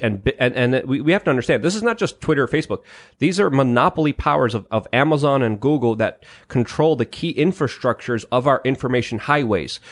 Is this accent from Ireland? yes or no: no; Poland; moved away; Polish and proud from my home country